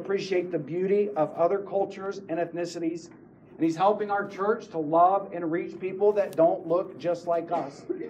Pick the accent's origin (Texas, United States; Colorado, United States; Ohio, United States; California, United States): Texas, United States; West; now in Fort Worth, United States; I grew up in West Texas.